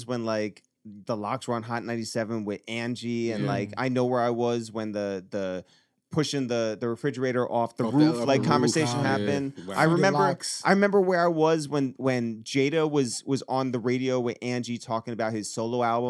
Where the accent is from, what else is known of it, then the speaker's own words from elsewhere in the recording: Harrison, New York, United States; we grew up in Harrison